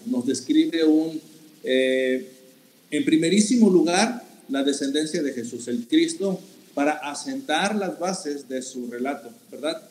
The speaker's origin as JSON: {"language": "Spanish", "country": "Mexico", "said": "nosotros como mexicanos"}